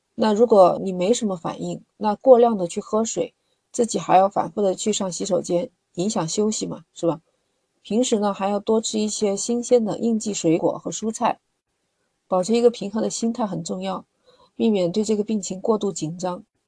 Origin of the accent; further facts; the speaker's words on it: China; 我们中国人这一点真的特别好，我们会把水烧开了喝，不像国外。